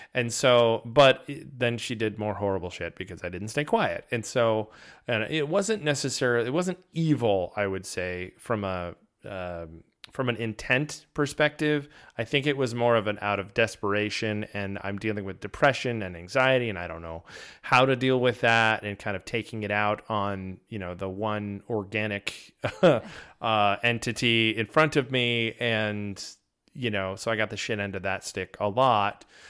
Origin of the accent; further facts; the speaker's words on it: Danbury, Connecticut, United States; moved away; originally I'm from, uh, Danbury, Connecticut